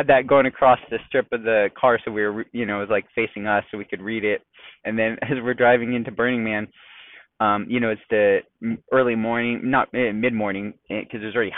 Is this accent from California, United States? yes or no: yes; San Diego, California, United States; We're from San Diego